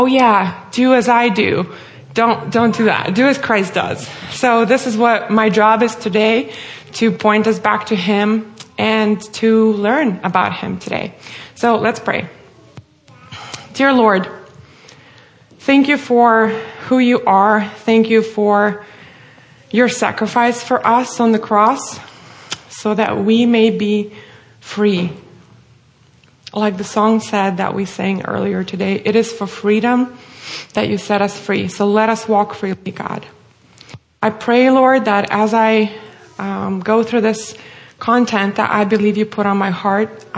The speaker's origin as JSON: {"language": "English", "country": "Russia", "tie": "born or raised there", "moved": "as an adult", "lives_now": "United States", "said": "as my name and accent may give away, I'm originally from Russia. I'm born and raised there, lived there all my life until the age of 22, and then I moved here to the U.S."}